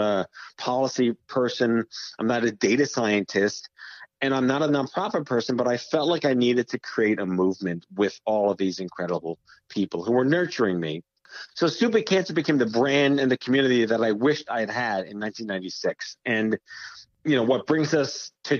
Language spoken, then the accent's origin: English; New York, United States; I was born and raised in New York